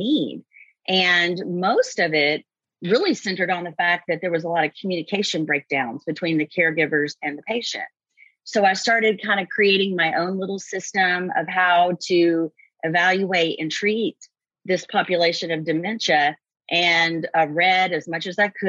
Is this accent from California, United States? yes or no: no; Kentucky, United States; I grew up in Kentucky and I went to Eastern Kentucky University.